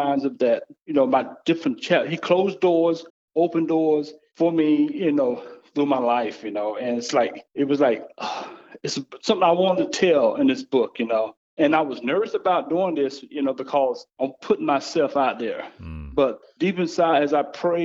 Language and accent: English; the South, United States; moved away as an adult; my life growing up in the South